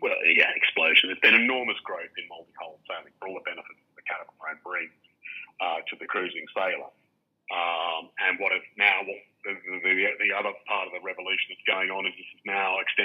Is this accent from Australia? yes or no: yes; Australia; I grew up in Australia where McConaughey's were a leading light